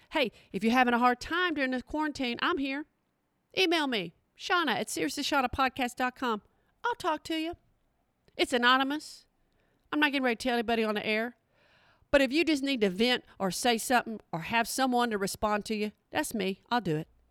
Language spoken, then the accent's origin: English; Oklahoma, United States; I'm from Oklahoma. That is my people